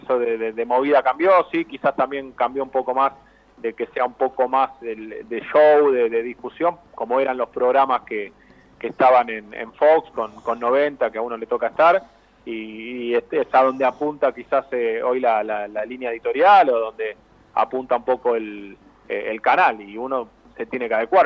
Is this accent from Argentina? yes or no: yes; Avellaneda, Buenos Aires Province, Argentina; yo soy de Avellaneda